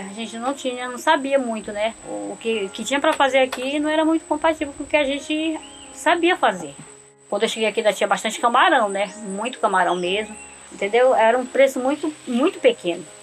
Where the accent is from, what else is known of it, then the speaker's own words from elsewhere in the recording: Capanema, Pará, Brazil; now in Curuçá, Brazil; Eu moro aqui há 16 anos, né? Há 16 anos cheguei aqui, eu sou mesmo é, de Capanema, minha família todos moram lá.